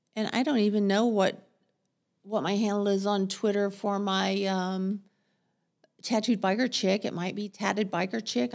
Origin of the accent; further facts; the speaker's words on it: Texas, United States; moved away as an adult; also born or lived in Seattle, United States; now in Portland, United States; I'm a Texan